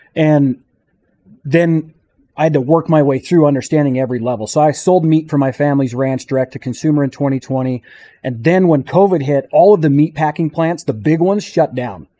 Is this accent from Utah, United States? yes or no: yes; St. George, Utah, United States; I'm from Saint George, Utah